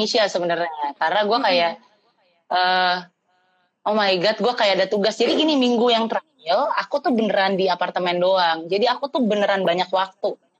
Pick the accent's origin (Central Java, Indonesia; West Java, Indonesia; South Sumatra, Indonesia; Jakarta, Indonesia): Jakarta, Indonesia; now in Bandung, Indonesia; gue di Bandung sekarang staynya asli Jakarta